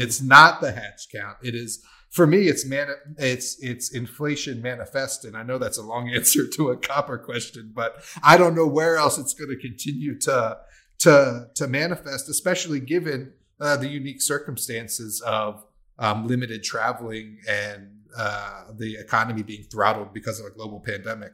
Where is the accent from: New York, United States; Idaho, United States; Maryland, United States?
Maryland, United States; I'm a waterman and I'm from Maryland